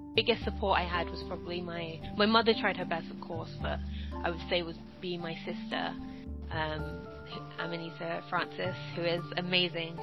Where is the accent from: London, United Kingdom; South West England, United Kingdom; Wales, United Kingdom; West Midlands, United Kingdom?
London, United Kingdom; I was born and raised in South London